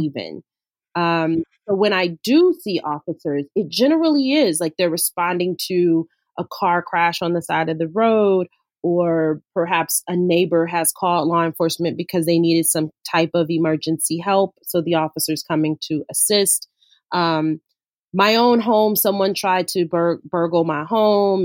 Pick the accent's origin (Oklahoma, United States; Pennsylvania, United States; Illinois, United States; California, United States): California, United States; Los Angeles; I grew up in South LA, so I grew up in in the inner city